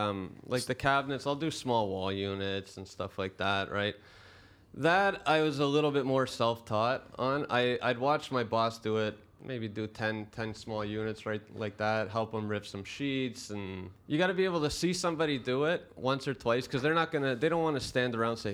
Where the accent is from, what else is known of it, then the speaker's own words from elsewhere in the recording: Brampton, Ontario, Canada; I grew up in Brampton, right?